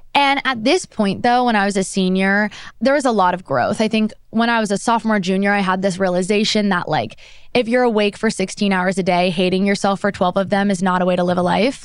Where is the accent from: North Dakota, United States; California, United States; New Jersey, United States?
New Jersey, United States; Monmouth County; now in New York, United States; I grew up in New Jersey, very suburban, small town in Monmouth County